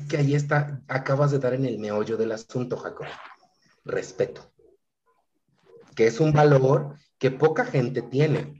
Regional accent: Mexico; ni siquiera soy de la Ciudad de México, entonces, pa' colmo, provinciano

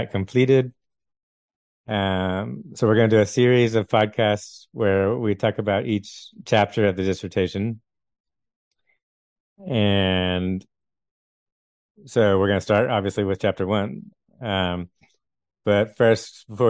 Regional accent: Texas, United States; also born or lived in France; we're both originally growing up in Texas

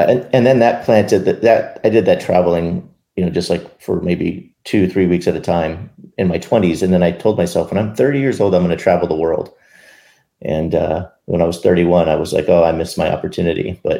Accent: Arizona, United States; also born or lived in Minnesota; we spent our time between Minnesota and Arizona. And I was growing up in Arizona at the time.

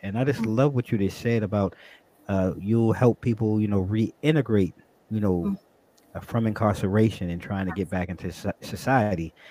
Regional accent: Long Island, New York, United States; also born or lived in Brooklyn, New York; now in Virginia, United States; I was born and raised in Brooklyn, but I grew up on Long Island

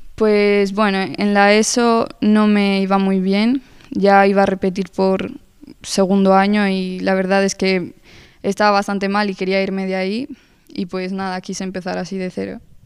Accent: Spain; yo nací aquí en España, llevo toda la vida aquí, pero mis orígenes son colombianos, toda mi familia es colombiana

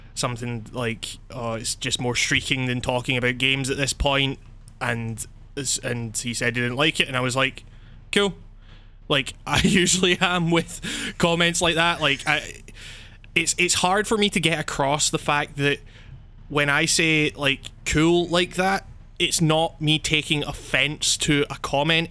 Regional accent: Scotland, United Kingdom; I'm from Scotland

